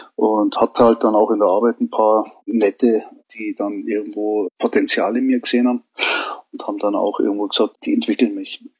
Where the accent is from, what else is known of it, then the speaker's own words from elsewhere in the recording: Munich, Bavaria, Germany; geboren in München